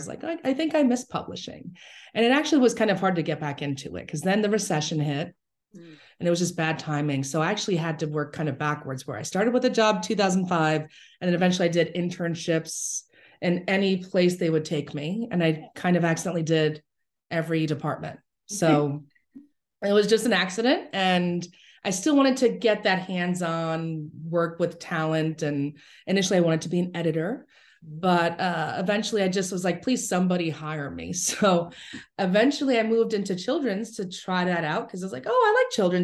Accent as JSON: {"language": "English", "town": "New York City", "region": "New York", "country": "United States", "tie": "born or raised there", "said": "I grew up in the Bronx"}